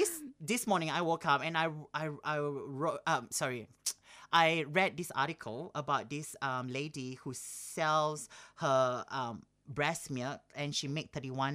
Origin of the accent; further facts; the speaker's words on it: Singapore; I was surrounded with all the people that I grew up back in Singapore as well.